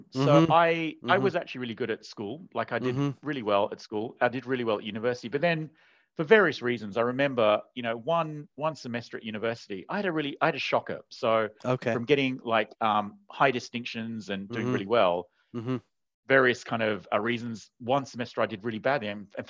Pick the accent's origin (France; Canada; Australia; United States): Australia; Sydney, New South Wales; also born or lived in Asia; I grew up eating them in Sydney, but I didn't even know what they were. So because all the bakeries were run by Vietnamese immigrants, and they just have these. And so then it was only years later when I moved to Asia.